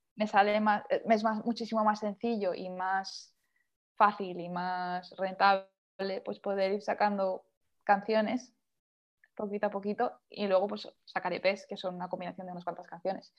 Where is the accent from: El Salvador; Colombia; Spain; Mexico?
Spain; Valencian Community; moved away as an adult; now in London, United Kingdom; vivo en un pueblo pequeño, entonces soy, soy pueblo yo